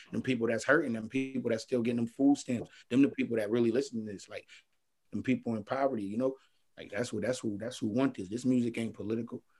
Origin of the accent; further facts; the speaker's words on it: Buffalo, New York, United States; I grew up on Warren Street